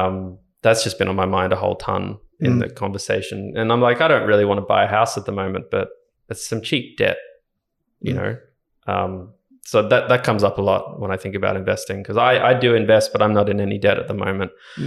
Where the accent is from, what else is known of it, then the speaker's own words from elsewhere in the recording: Ballina, New South Wales, Australia; I grew up in Ballina up on the Northern Rivers in New South Wales. Went to a Catholic school there. Primary school and high school.